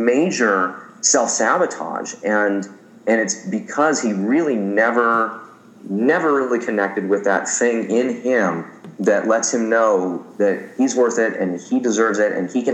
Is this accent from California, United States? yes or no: yes; Santa Monica, California, United States; my hometown of Santa Monica